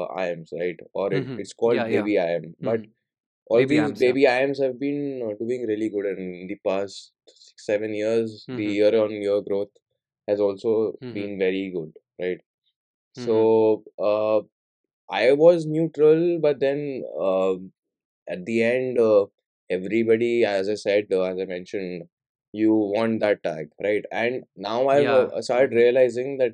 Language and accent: English; Noida, Uttar Pradesh, India; I come from Noida region, Uttar Pradesh